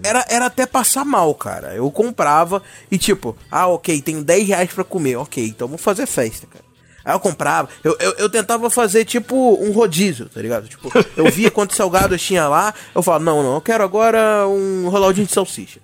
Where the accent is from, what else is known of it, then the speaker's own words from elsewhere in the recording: São João de Meriti, Rio de Janeiro, Brazil; não exatamente carioca, eu São João de Meriti, então não, eu sou Fluminense, melhor dizendo